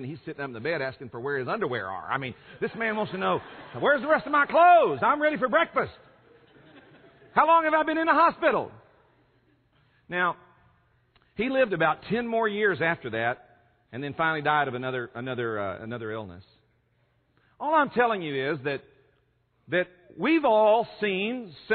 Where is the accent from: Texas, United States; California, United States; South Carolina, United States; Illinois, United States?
California, United States; San Francisco Bay Area; I'm from California in the San Francisco Bay Area